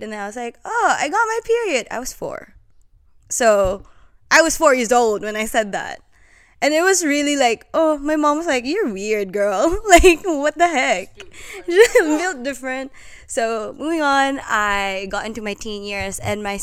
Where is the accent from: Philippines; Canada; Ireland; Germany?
Philippines; moved away as an adult; now in Australia; I was born and raised in the Philippines. Now I'm here.